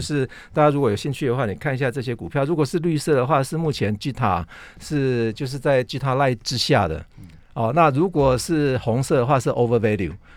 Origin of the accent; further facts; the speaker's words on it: Taiwan; 我想如果我们台湾人自己要拿台湾公司的资料的话